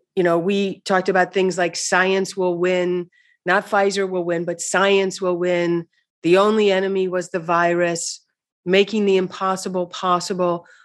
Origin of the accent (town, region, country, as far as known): Missouri, United States; moved away